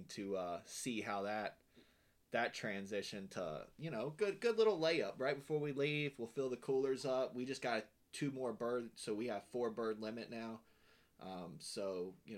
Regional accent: West Virginia, United States; moved away; I'm from Western Virginia originally

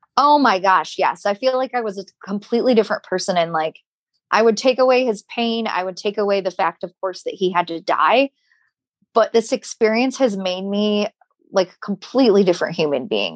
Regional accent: Michigan, United States; moved away; I'm from Michigan.

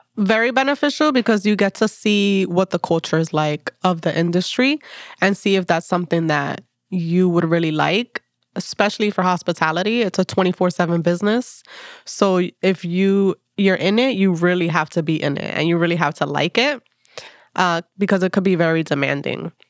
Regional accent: Passaic, New Jersey, United States; now in Jersey City, United States; I am from Passaic, New Jersey. That's where I grew up

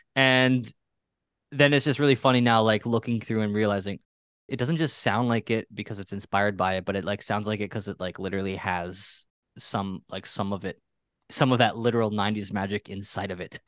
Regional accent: Pennsylvania, United States; I grew up in Pennsylvania.

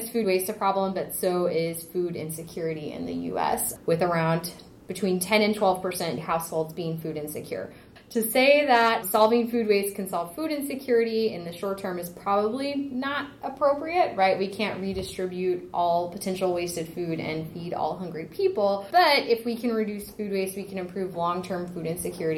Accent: Texas, United States; moved away as an adult; also born or lived in Oklahoma / Urbana-Champaign, Illinois; now in Indiana, United States; I grew up in Texas

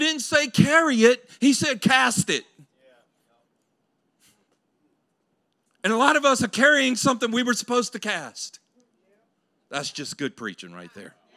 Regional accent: Louisiana, United States; I grew up in Louisiana

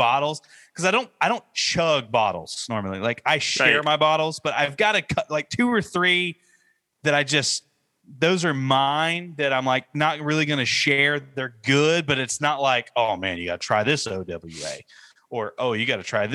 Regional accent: Northeast Georgia, United States; I'm from Northeast Georgia.

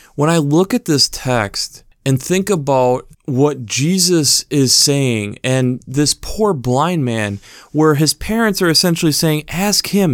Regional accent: United States; a person who's been born and raised in America

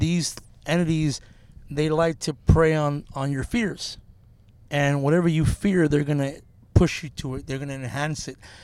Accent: Norwalk, United States; when I was a kid growing up in Norwalk, we're in Norwalk right now doing this podcast

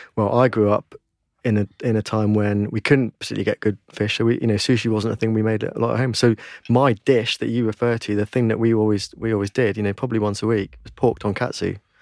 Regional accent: United Kingdom; we as British people

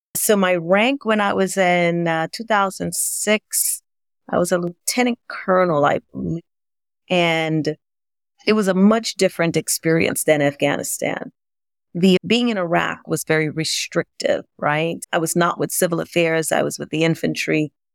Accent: Grenada; moved away; also born or lived in New York City; growing up in Grenada

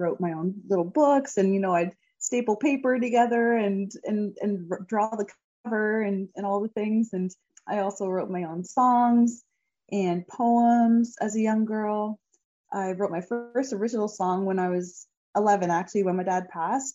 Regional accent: Hamilton, Ontario, Canada; performing as an anthem singer in front of nearly 40,000 people in my hometown at the Hamilton Tiger Cats CFL game

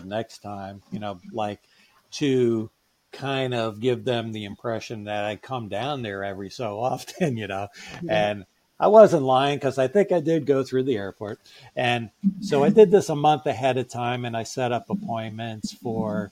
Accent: New York, United States; I'm from New York

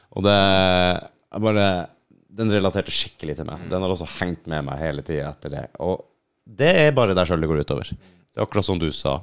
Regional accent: Finnmark, Norway; moved away; Jeg er fra Finnmark

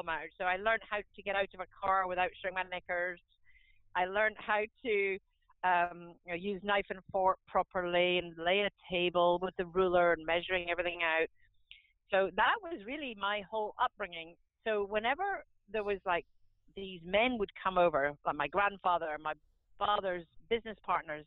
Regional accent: Scotland, United Kingdom; So I am Scottish. I'm a potato farmer's daughter

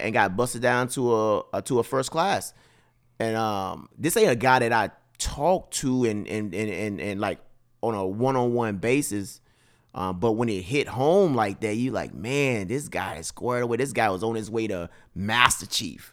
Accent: Mississippi, United States; born or raised there; moved away

